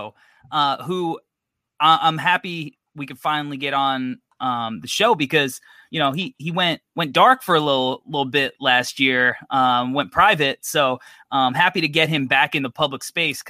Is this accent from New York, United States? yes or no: yes; New York, United States; I'm from New York.